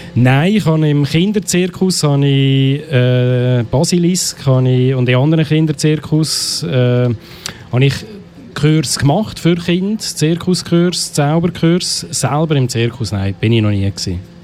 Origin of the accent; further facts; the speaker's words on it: Biberstein, Aargau, Switzerland; bin aus Biberstein